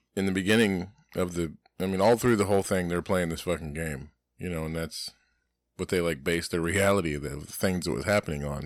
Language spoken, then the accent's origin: English; Florida, United States; I'm an American, that's my house. I live in, I'm a Floridian